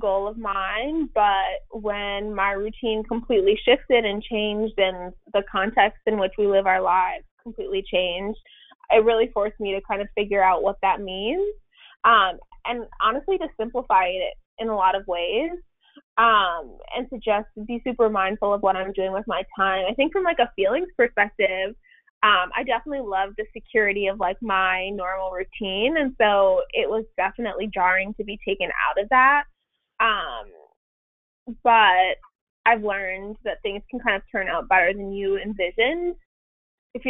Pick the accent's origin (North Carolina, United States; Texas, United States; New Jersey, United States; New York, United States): New York, United States; New York City; moved away as an adult; now in Connecticut, United States; Born and raised in Brooklyn and lived there up until COVID started, but right now I'm in Connecticut